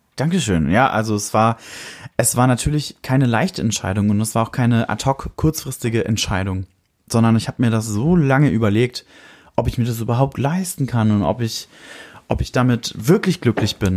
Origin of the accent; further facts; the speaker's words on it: Fürth, Bavaria, Germany; in meiner Heimatstadt